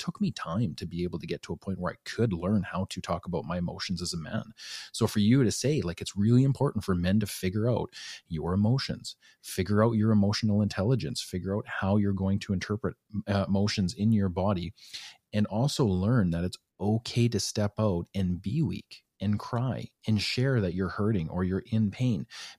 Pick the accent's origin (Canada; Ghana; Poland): Canada; Alberta; I was born and raised in Northern Alberta. And men just operate differently up there, right?